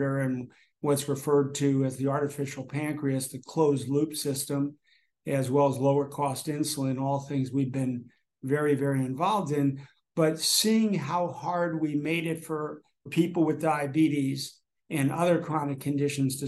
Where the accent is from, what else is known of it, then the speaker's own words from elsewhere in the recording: New Jersey, United States; I grew up in New Jersey primarily